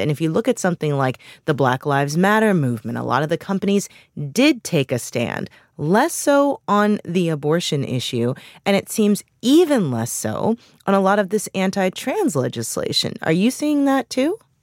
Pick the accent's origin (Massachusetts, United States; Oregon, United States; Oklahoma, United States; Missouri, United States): Missouri, United States; moved away; my home state of Missouri